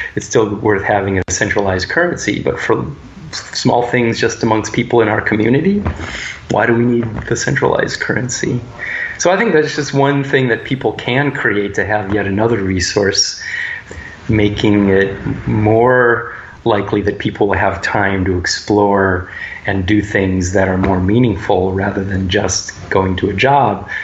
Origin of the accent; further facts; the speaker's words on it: United States; especially as American males.